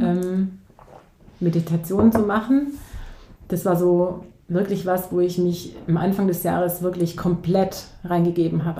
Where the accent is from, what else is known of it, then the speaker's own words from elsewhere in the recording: near Ulm, Baden-Württemberg, Germany; ich komme aus der Nähe von Ulm.